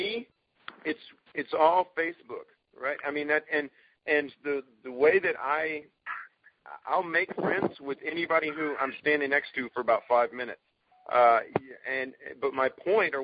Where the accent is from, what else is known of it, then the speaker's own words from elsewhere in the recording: Texas, United States; I'm from Texas